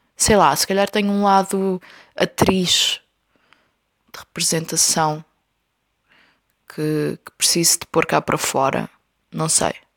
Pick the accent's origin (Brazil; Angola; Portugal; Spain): Portugal; Covilhã, Centro; now in Lisbon, Portugal; a Covilhã, que é a minha terra